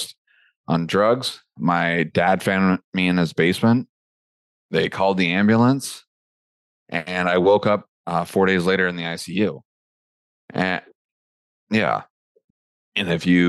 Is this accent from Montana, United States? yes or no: yes; Helena, Montana, United States; moved away as an adult; also born or lived in Las Vegas; I'm from a small town called Helena, Montana